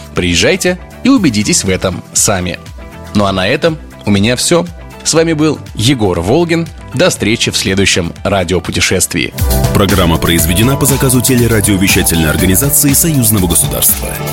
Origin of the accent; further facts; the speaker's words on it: Belarus; Мы, белорусы